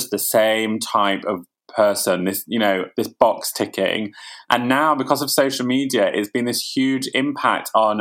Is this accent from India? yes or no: no; Ilkley, Yorkshire and the Humber, United Kingdom; moved away; I was born in Ilkley. I used to go to Betty's after school